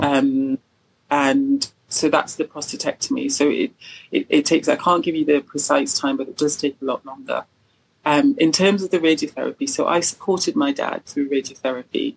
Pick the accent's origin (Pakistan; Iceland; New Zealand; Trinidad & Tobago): Trinidad & Tobago; now in Kent, United Kingdom; I'm from the Caribbean, from Trinidad